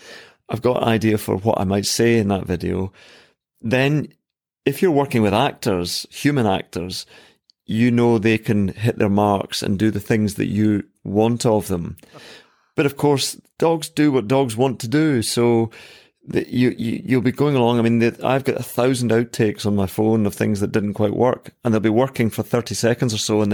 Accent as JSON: {"language": "English", "region": "Scotland", "country": "United Kingdom", "said": "So I come from Ayrshire."}